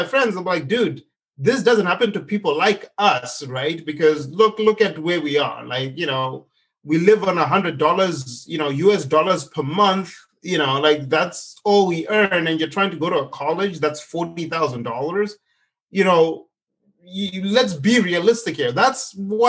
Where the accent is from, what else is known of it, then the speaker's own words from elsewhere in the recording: Zimbabwe; moved away as an adult; now in United States; I grew up in Zimbabwe